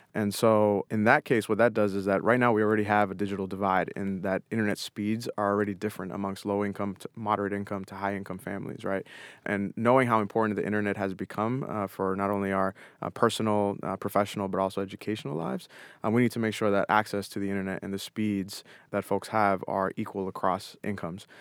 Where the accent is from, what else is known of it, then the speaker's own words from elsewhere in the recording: Haverhill, Massachusetts, United States; growing up in Haverhill